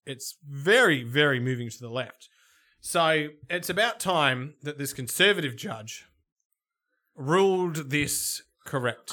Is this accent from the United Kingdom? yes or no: no; Melbourne, Victoria, Australia; I'm from Melbourne